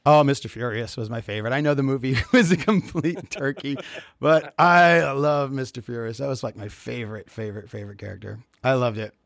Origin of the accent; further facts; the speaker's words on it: El Paso, Texas, United States; moved away as an adult; now in Florida, United States; I'm from El Paso, Texas, and, uh, did theater and was studying theater out there